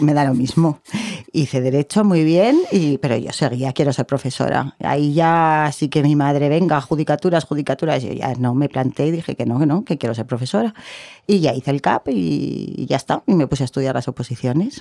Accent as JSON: {"language": "Spanish", "town": "Zaragoza", "region": "Aragon", "country": "Spain", "tie": "born or raised there", "said": "yo soy de aquí, mis padres son de Soria, de dos pueblecitos pequeñitos"}